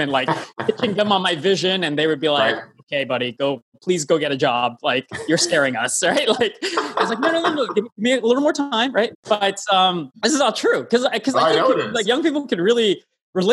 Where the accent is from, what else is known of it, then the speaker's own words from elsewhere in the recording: Toronto, Ontario, Canada; I'm from Toronto, hometown originally.